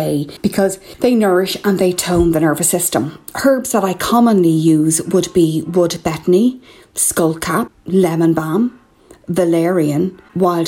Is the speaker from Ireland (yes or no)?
yes; Ireland; I'm …